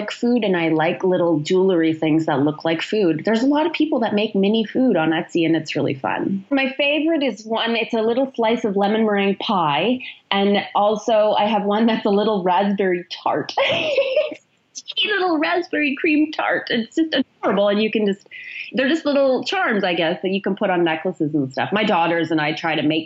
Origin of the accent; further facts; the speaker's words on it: Canada; also born or lived in Chilliwack, British Columbia; being Canadian